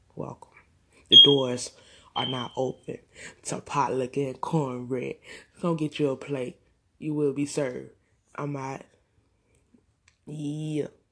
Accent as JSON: {"language": "English", "town": "Augusta", "region": "Georgia", "country": "United States", "said": "I'm from Augusta, GA"}